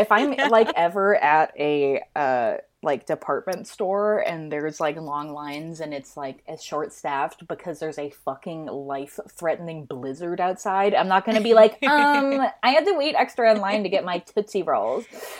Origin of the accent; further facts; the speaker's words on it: Minnesota, United States; I'm from Minnesota, which means lots of snow around Christmas.